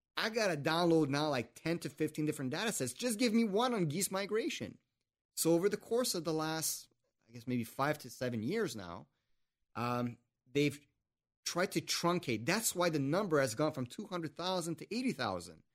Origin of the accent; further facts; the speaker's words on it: Canada; I'm French Canadian and politics is in my blood